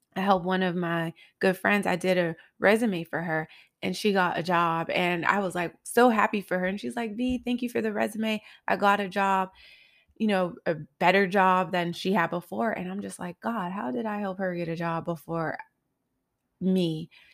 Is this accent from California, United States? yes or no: yes; Los Angeles, California, United States; also born or lived in Highland Park, Los Angeles; I grew up in South Central L